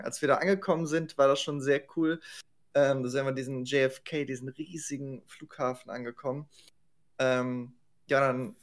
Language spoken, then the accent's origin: German; Germany; als Deutscher